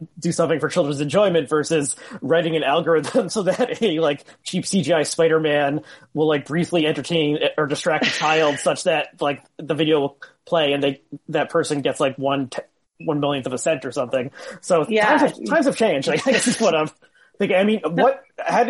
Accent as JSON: {"language": "English", "region": "Northern New Jersey", "country": "United States", "tie": "born or raised there", "said": "I grew up in Northern New Jersey"}